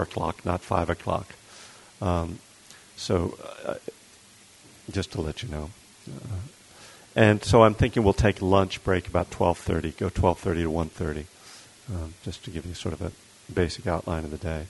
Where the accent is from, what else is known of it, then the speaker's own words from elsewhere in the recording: Bethlehem, Pennsylvania, United States; now in Berkeley, United States; I was born and raised in Bethlehem, Pennsylvania, which is in eastern Pennsylvania, right near the Jersey border.